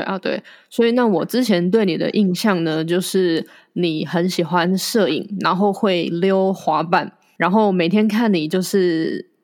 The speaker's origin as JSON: {"language": "Chinese", "region": "Yunlin County", "country": "Taiwan", "tie": "born or raised there", "said": "跟我是同乡嘛，都是云林人。那像我，我在云林长大"}